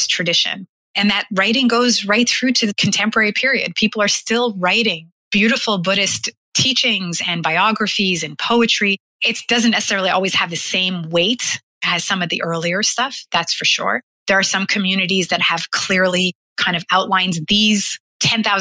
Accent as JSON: {"language": "English", "country": "Canada", "said": "as a Canadian, as a white woman, as somebody from the 21st century"}